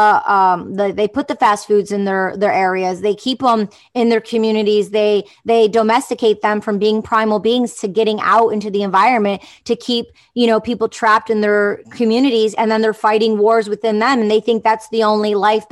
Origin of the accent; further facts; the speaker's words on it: Detroit, Michigan, United States; I grew up in Detroit, the suburbs